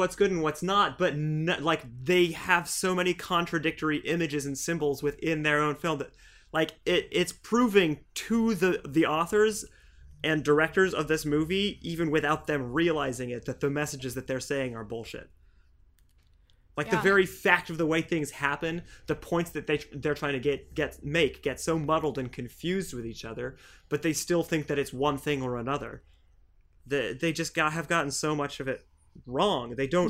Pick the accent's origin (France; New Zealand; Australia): France; Also, I was born in France and I grew up there, so my sense of heritage was always like out of whack.